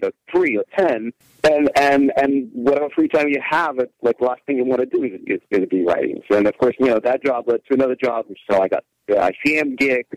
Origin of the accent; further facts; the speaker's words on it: Russia; moved away as an adult; now in United States; I was originally born and raised in Russia, and just so happened that my first year in the United States was also my first year at USC